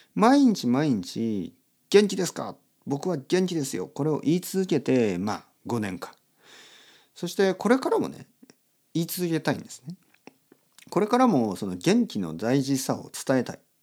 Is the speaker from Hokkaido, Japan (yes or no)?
no; Oita, Japan; 僕の出身の大分県